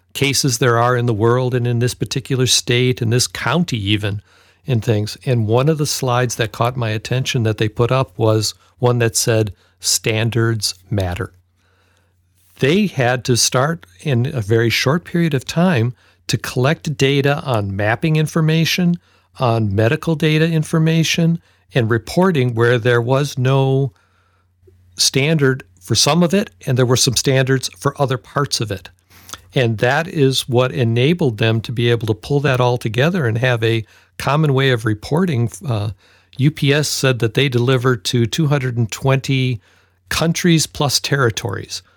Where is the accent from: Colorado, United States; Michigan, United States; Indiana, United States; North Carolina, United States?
Michigan, United States; Detroit; I grew up in Detroit